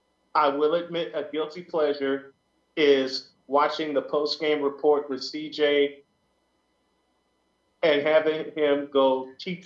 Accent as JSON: {"language": "English", "town": "Chicago", "region": "Illinois", "country": "United States", "said": "I'm from Chicago"}